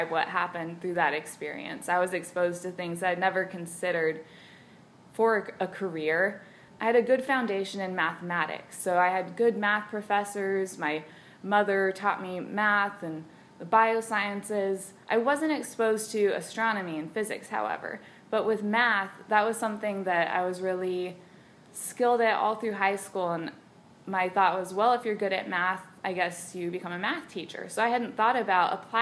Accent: Brownsville, Texas, United States; I grew up in Brownsville, Texas, on the southern border.

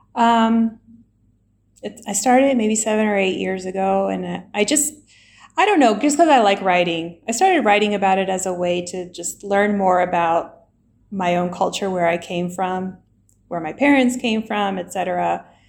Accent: Alabama, United States; moved away as an adult; also born or lived in Washington, D.C. / Chile / Germany; now in Iran; I grew up in the south of the US in Alabama

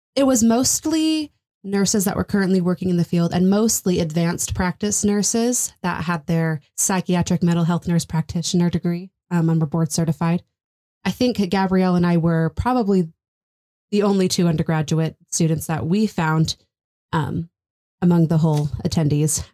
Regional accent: Texas, United States; moved away as an adult; I'm from Texas

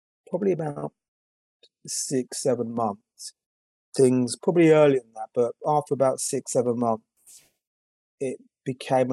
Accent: United Kingdom; I'm from the UK

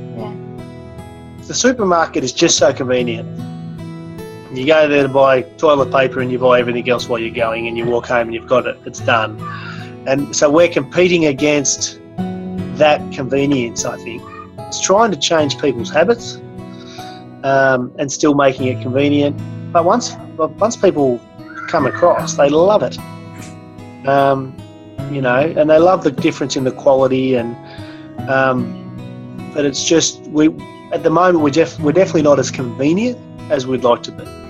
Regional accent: Berrigan, New South Wales, Australia; I'm from a little town in New South Wales called Berrigan. You go back to our town that we remember growing up in as kids

